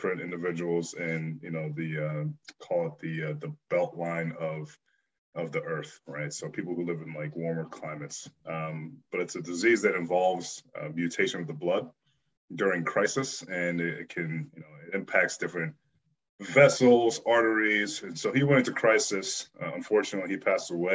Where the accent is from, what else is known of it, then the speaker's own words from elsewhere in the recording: Bloomsburg, Pennsylvania, United States; also born or lived in Benin City, Nigeria; growing up in Bloomsburg, Pennsylvania was good